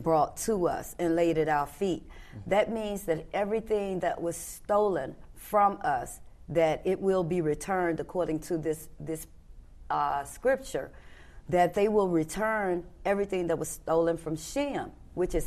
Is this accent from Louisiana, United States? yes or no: no; Memphis, Tennessee, United States; I came from Memphis, Tennessee